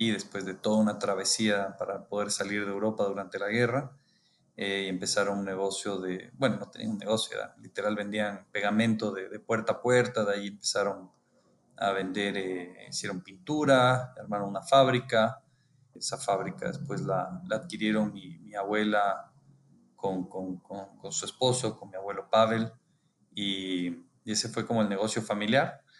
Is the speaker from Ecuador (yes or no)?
yes; Quito, Pichincha, Ecuador; born there; Eh, sí, nací en, en Quito, Ecuador.